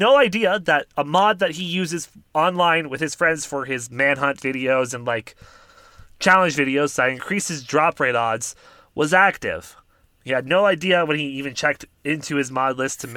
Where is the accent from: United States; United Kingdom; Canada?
Canada; we're Canadian and don't live in America